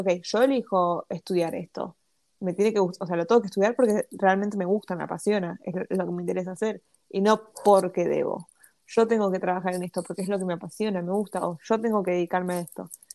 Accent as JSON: {"language": "Spanish", "country": "Argentina", "tie": "born or raised there", "said": "nací en Argentina y nací en el 2001"}